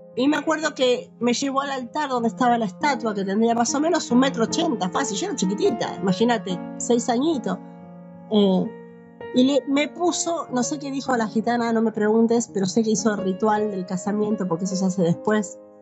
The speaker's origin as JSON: {"language": "Spanish", "region": "Buenos Aires Province", "country": "Argentina", "tie": "born or raised there", "moved": "yes", "lives_now": "Misiones, Argentina", "said": "yo nací en la provincia de Buenos Aires"}